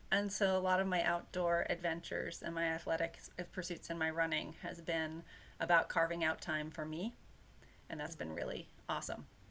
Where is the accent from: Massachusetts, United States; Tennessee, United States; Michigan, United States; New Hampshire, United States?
New Hampshire, United States; I grew up in New Hampshire